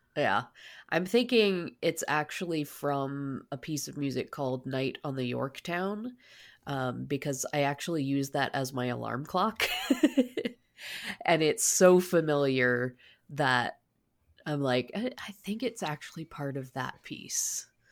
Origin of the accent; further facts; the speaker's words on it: Canada; I, I as a, a Canadian